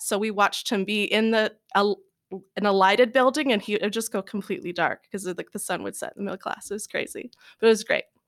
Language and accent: English; Louisville, Kentucky, United States; moved away; I was born and raised in Louisville